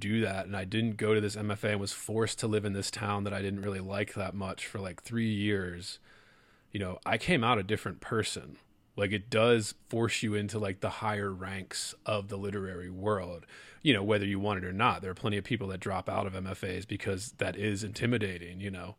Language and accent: English; Baltimore, Maryland, United States; also born or lived in Lake Charles, Louisiana; I'm a Baltimore boy, if people couldn't tell from my accent. And it was like, I grew up in a city, Baltimore, it was shrinking.